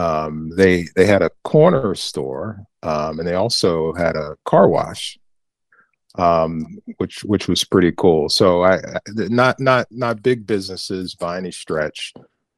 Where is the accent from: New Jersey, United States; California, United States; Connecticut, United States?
New Jersey, United States; Northern; born and raised in Northern New Jersey, born in North New Jersey, spent most of my life in the state